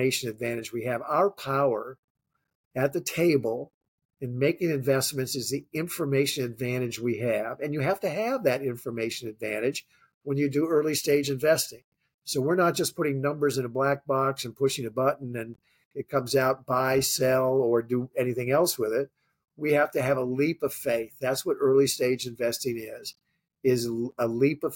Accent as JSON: {"language": "English", "town": "Coronado", "region": "California", "country": "United States", "tie": "born or raised there", "also_born_or_lived": "Los Angeles, California / Washington DC", "moved": "yes", "said": "So I grew up in Coronado, California."}